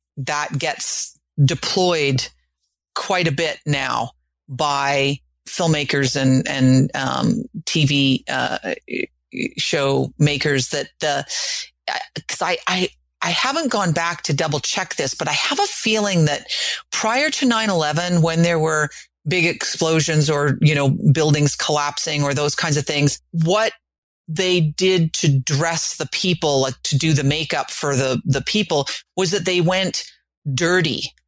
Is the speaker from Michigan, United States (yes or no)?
no; New York, United States; as a New Yorker